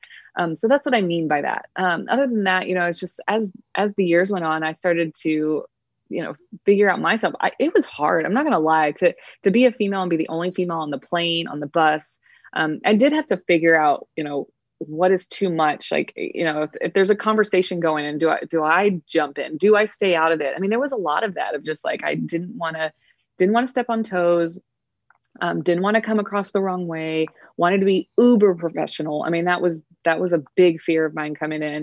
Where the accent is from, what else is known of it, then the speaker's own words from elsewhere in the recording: Texas, United States; also born or lived in Houston, Texas; I'm a Texan.